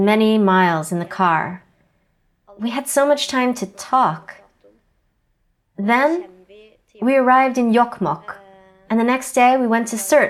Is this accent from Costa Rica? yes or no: no; Hedmark, Norway; first language South Sami; English is a second language; I'm from Svaken Sitje, a reindeer herding district in Hedmark region. I'm 21 years old.